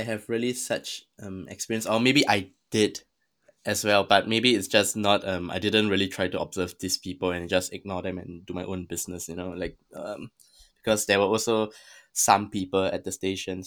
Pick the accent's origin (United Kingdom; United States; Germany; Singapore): Singapore; I'm Singaporean. I'm, I was born in Singapore